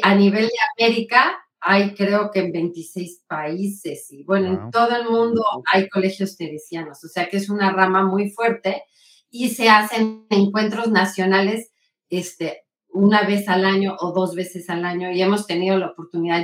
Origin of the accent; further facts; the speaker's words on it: Puebla, Mexico; soy poblana. Del centro de Puebla, aquí nací, toda mi familia es